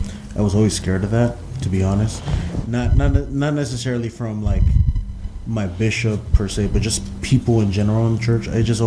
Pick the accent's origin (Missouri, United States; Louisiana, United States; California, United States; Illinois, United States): California, United States; Glendale; Glendale, California.